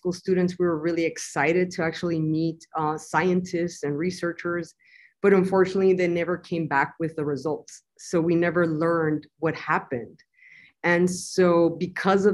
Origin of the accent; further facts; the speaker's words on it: Nogales, Sonora, Mexico; originally I was born in Nogales, Sonora, Mexico, and I was raised in Ambos Nogales, or the sister cities of Nogales.